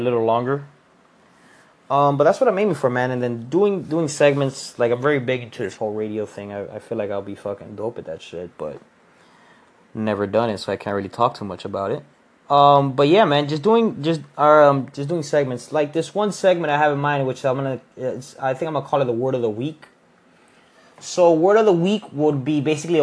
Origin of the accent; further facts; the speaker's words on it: Miami, Florida, United States; I'm from Miami.